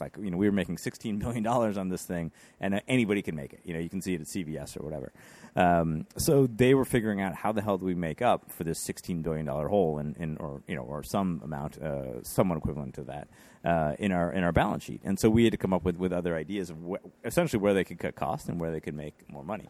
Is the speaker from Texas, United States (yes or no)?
no; Rochester, New York, United States; also born or lived in West Village, New York; now in New York City, United States; I'm from Rochester, New York, uh, kinda born and bred up there.